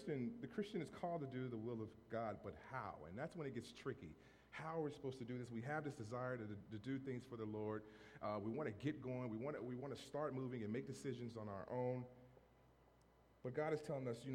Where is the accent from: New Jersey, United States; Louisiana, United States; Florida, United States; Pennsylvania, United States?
Louisiana, United States; Monroe; moved away as an adult; also born or lived in Framingham, Massachusetts; now in Fitchburg, United States; growing up in Monroe, Louisiana